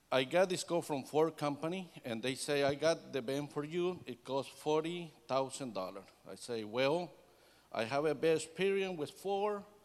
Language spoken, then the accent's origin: English; El Salvador; English is a second language; moved away; I am Hispanic from El Salvador, Central America